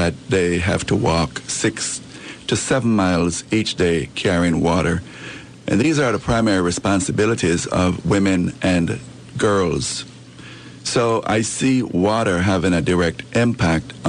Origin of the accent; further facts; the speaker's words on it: Jamaica; moved away; I'm from Jamaica. I came here in 1972